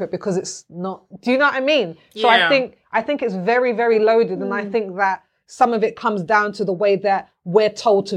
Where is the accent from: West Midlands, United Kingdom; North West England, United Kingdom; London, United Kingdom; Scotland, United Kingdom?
London, United Kingdom; I'm from South London